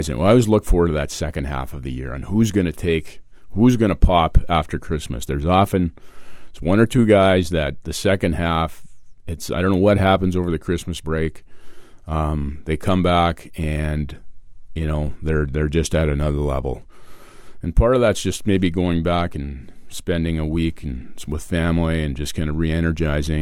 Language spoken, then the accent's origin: English; Steinbach, Manitoba, Canada; I grew up playing here in Steinbach and I'm a resident here